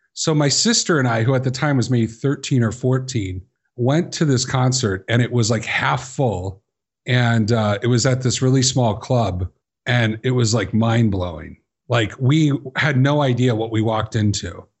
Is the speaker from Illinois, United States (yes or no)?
yes; Chicago, Illinois, United States; I grew up in Chicago